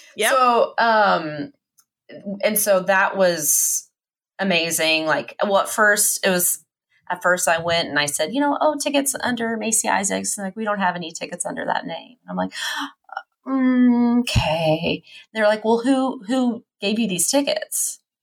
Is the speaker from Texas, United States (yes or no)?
yes; Texas, United States; also born or lived in Oklahoma; That's where all my family's from. I was born in Texas, but they're all from Oklahoma.